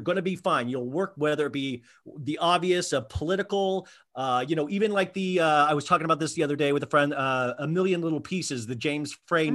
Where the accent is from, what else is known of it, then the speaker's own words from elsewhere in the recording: Kansas, United States; also born or lived in Columbus, Ohio; I, was raised in Kansas on kind of quote unquote Midwestern values